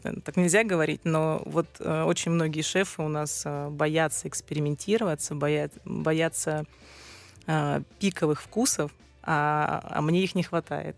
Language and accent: Russian; Yuzhno-Sakhalinsk, Sakhalin Oblast, Russia; moved away; also born or lived in Saint Petersburg; И все свое такое детство до окончания школы я провела на Сахалине, в городе Южно-Сахалинск.